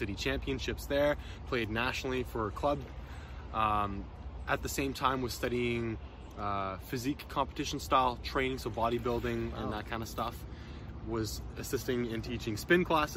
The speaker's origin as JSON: {"language": "English", "town": "Ottawa", "region": "Ontario", "country": "Canada", "tie": "born or raised there", "said": "growing up in Ottawa"}